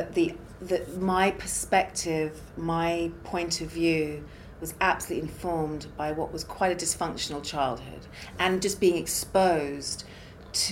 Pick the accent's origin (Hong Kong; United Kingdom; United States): United Kingdom; London; moved away; I'm West London, South West London